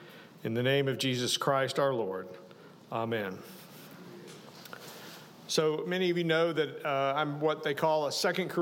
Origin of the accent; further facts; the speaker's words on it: Fayetteville, Arkansas, United States; moved away; also born or lived in McComb, Mississippi; I grew up in the Episcopal Church in St. Paul's Episcopal Church in Fayetteville, Arkansas.